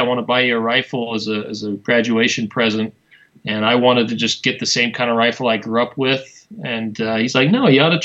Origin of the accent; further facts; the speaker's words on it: Wyoming, United States; now in Utah, United States; I grew up in Wyoming, which is the least populated state in the U.S.